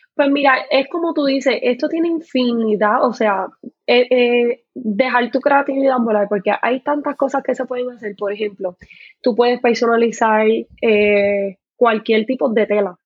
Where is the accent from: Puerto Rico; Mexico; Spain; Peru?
Puerto Rico; also born or lived in Carolina, Puerto Rico; soy puertorriqueña, vivo en Puerto Rico, en Carolina, Puerto